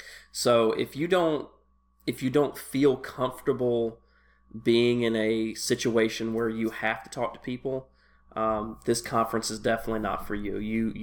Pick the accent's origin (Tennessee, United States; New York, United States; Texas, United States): Tennessee, United States; just because I grew up in Tennessee.